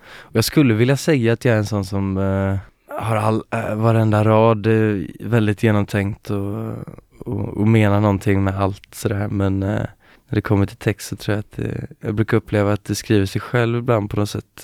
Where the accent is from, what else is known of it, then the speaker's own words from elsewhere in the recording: Gothenburg, Västra Götaland, Sweden; jag är från Göteborg